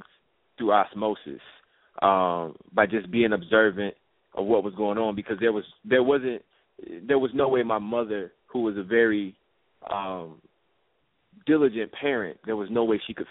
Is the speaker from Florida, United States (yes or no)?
no; Chicago, Illinois, United States; Chicago, Illinois, Southside. Robert Taylor Holmes, one of the most notorious projects in Chicago, is where I grew up